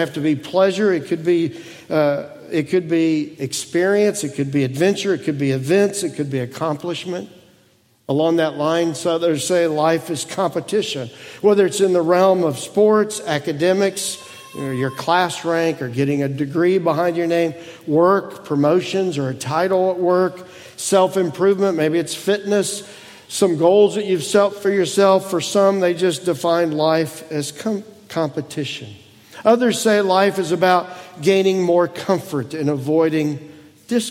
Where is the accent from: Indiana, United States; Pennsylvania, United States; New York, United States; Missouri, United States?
Indiana, United States; moved away; our hometown